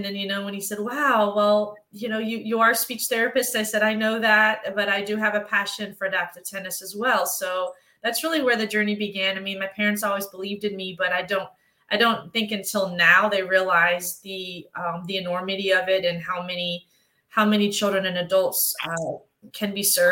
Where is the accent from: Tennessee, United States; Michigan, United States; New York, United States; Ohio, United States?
Tennessee, United States; Memphis; I was raised in Memphis, Tennessee